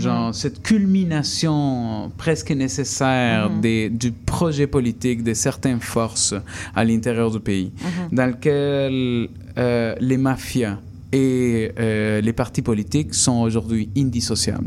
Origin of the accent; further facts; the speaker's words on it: Peru; now in Canada; quand j'étais enfant adolescent au Pérou